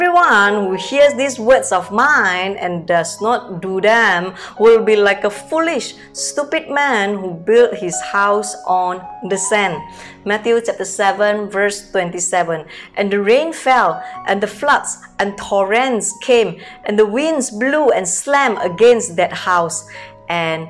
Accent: Medan, North Sumatra, Indonesia; moved away as an adult; now in Singapore; I came from Medan, North Sumatra, born in a very poor family

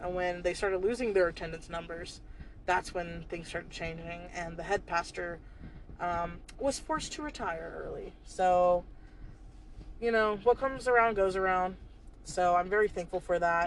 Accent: North Carolina, United States; also born or lived in Georgia / Charlotte; when I thought of home, when I thought of North Carolina

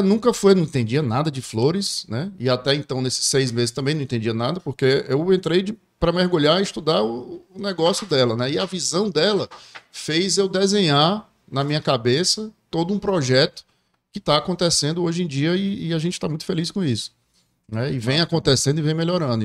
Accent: Ceará, Brazil; sou cearense, é, adoro essa terra nossa aqui

